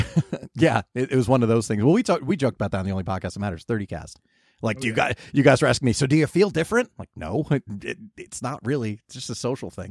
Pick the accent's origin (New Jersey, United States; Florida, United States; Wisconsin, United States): New Jersey, United States; moved away as an adult; also born or lived in California; growing up in Jersey where we get the complete spectrum of weather